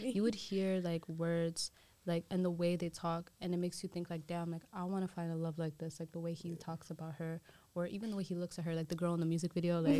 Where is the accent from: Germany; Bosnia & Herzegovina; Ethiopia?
Ethiopia; So my cultural background, I'm Somali, and even more in depth, I'm Somali, but I'm from Dereroa, so that's in Ethiopia.